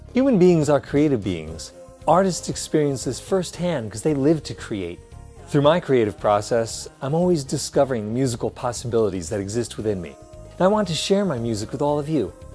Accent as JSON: {"language": "English", "country": "United States", "said": "I'm an American singer, pianist, and composer"}